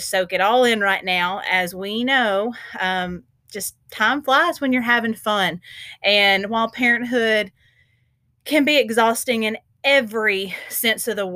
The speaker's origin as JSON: {"language": "English", "region": "the South", "country": "United States", "tie": "born or raised there", "moved": "as an adult", "lives_now": "Kansas, United States", "said": "growing up in the South, throw some humidity in there, it's even hotter"}